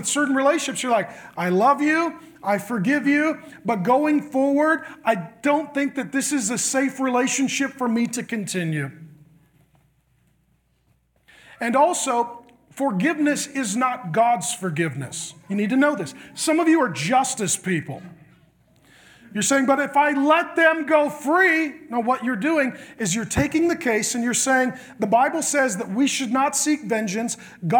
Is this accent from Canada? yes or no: no; Ireland; You know, I'm Irish. We have two emotions, angry and asleep.